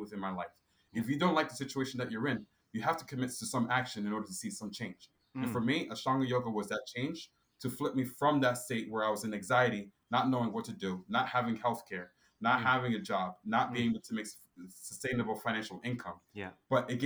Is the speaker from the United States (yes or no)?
yes; Newark, New Jersey, United States; I was born here in Newark, New Jersey, but my mom and my dad and my brothers were all born from Ghana